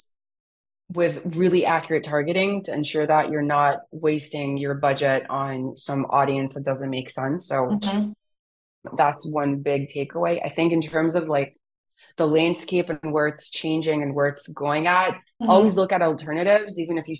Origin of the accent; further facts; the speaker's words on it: Israel; my parents immigrated from Romania to Israel